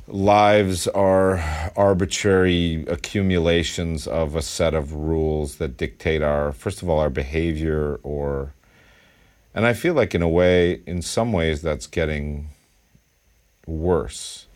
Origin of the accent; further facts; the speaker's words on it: Westchester County, New York, United States; also born or lived in East Village, New York City; I came from Westchester County.